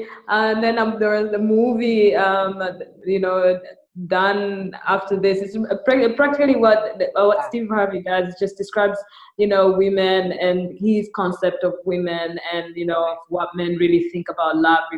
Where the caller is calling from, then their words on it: Dar es Salaam, Tanzania; I'm podcasting from Dar es Salaam. Very rainy Dar es Salaam.